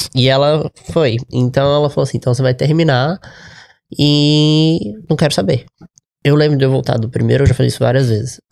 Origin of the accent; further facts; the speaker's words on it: Juiz de Fora, Minas Gerais, Brazil; moved away; also born or lived in Lagoa Santa; eu sou de Juiz de Fora